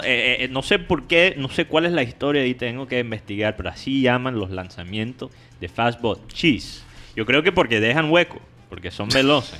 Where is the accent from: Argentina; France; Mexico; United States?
United States; now in Colombia; yo siendo gringo